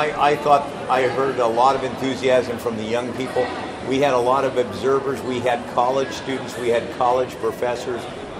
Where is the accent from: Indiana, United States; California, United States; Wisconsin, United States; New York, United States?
California, United States; Northern; I'm from Northern California.